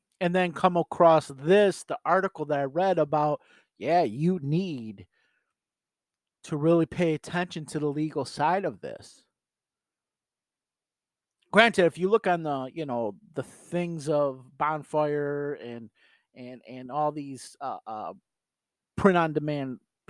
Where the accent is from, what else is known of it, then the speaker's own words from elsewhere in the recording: New York, United States; So for me being a New Yorker, I'm going to do business in New York, regardless if I'm selling online